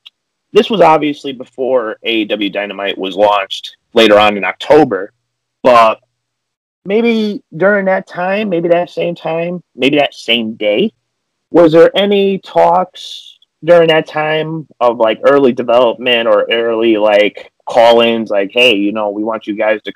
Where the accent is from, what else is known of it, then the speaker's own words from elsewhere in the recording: Waterbury, Connecticut, United States; I'm from Waterbury, so I've seen a lot of these shows as you guys come your way to my city.